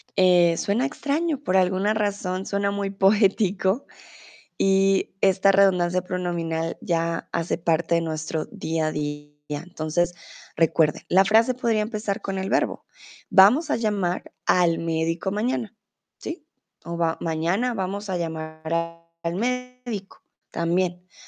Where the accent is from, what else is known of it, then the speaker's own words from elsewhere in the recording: Colombia; now in Germany; yo soy de Colombia, comúnmente vivo en Alemania, pero ahora estoy en el bonito México.